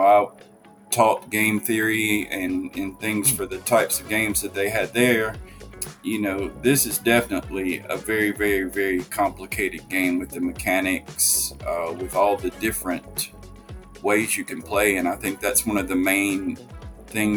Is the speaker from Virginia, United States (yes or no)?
no; Tupelo, Mississippi, United States; also born or lived in Jackson, Mississippi; I grew up in Jackson, Mississippi, and then I moved up to Tupelo, Mississippi, which is in North Mississippi, when I was in the fifth grade. And so I would consider Tupelo home because I did most of my growing up here